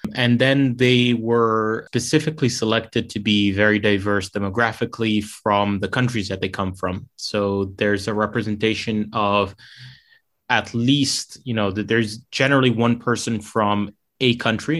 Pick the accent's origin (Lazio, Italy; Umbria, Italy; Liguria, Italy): Lazio, Italy; Rome; moved away as an adult; also born or lived in London; I grew up in Rome, Italy